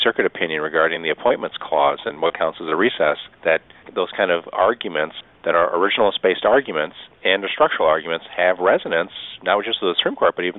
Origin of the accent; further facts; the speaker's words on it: United States; I grew up, I'm an American